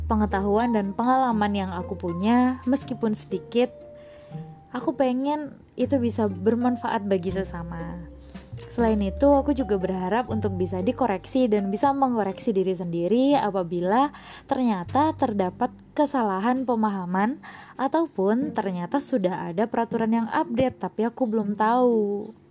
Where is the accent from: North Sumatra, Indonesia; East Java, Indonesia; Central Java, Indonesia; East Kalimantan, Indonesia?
East Java, Indonesia; Banyuwangi; accent: medok; now in Jakarta, Indonesia; By the way, aku ngomongnya medok ya, karena aku memang asli Jawa, tepatnya arek asli Banyuwangi. Domisili aku sekarang di Jakarta dari akhir tahun 2012. Aku lahir tahun 92